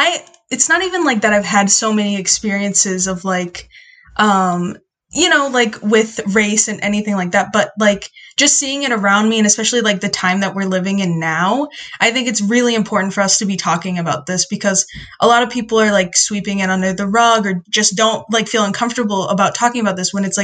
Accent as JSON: {"language": "English", "country": "United States", "tie": "born or raised there", "said": "So my dad is from Mexico and my mom is from the Philippines, but I was born here. So I technically like identify as Mexican Filipina American."}